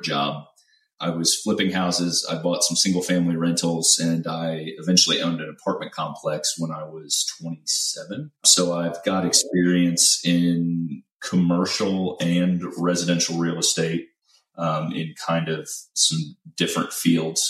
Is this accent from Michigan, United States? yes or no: no; Central Illinois, United States; moved away as an adult; now in Houston, United States; I'm originally from Central Illinois, and I was born and raised there, spent about 18 years there